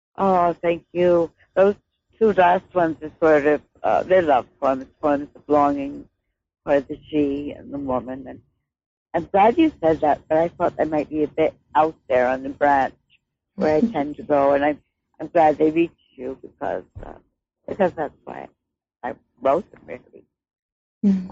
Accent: United States; now in Victoria, Canada; I'm an American poet

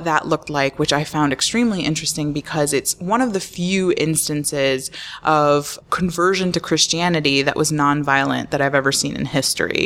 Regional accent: Florida, United States; I grew up in Florida

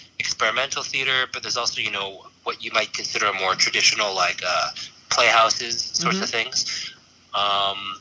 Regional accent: Long Island, New York, United States; born and raised in Long Island

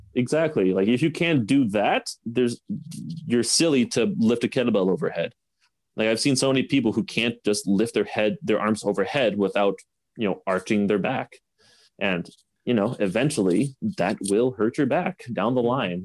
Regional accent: Canada

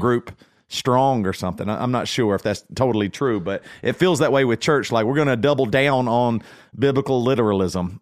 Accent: Greer, South Carolina, United States; growing up in Greer, South Carolina

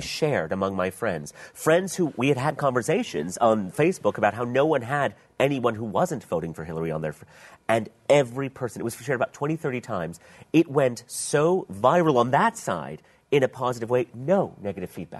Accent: Pakistan; I was from Pakistan

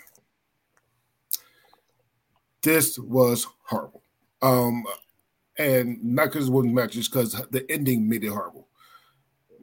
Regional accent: Philadelphia, Pennsylvania, United States; moved away; I'm from Philly, so I grew up with ECW

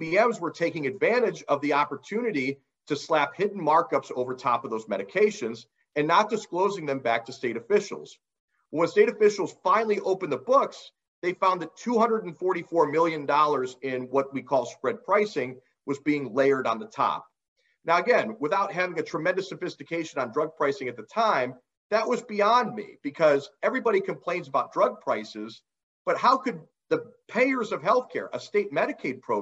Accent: Ohio, United States; my home state of Ohio

